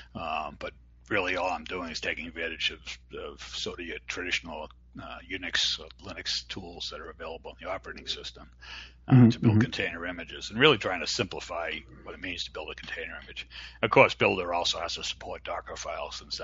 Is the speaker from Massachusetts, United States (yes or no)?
yes; Boston, Massachusetts, United States; accent: Boston; my Boston accent